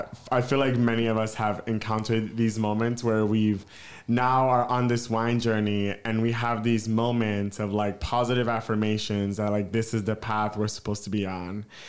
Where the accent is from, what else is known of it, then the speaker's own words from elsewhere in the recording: East Coast, United States; Another layer, all three of us, Candace and Kyle, we're all from the East Coast.